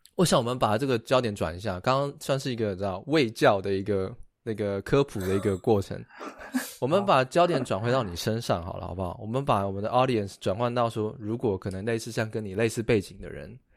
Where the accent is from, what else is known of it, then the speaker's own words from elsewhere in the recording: Taiwan; now in United States; 我们自己是台湾人